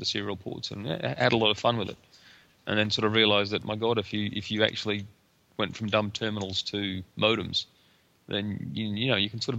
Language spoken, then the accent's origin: English; Emerald, Queensland, Australia; also born or lived in Cloncurry / Rockhampton; No, I'm actually born in Cloncurry in northern Queensland, and I was raised in Emerald in the Bowen Basin and Rockhampton in central Queensland.